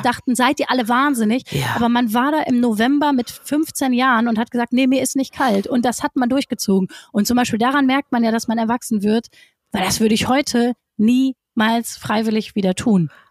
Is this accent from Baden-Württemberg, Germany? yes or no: no; Essen, North Rhine-Westphalia, Germany; ich komme aus Essen